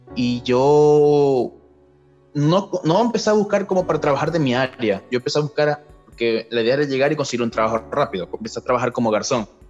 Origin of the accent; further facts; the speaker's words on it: Venezuela; moved away as an adult; also born or lived in Maracaibo, Zulia (university studies); now in Chile; en mi país, Venezuela, en la ciudad de Maracaibo.